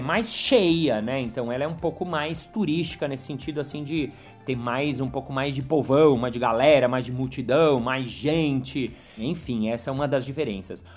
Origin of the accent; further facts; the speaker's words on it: São Paulo, Brazil; eu nasci em São Paulo, eu nasci em prédio, eu sou mega urbano